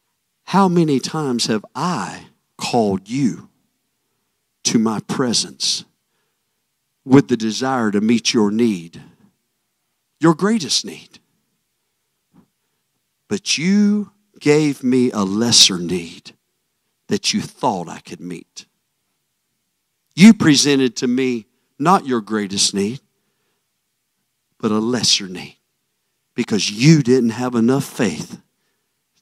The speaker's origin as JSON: {"language": "English", "region": "South Carolina", "country": "United States", "tie": "born or raised there", "also_born_or_lived": "Arizona", "moved": "yes", "said": "it's my hometown"}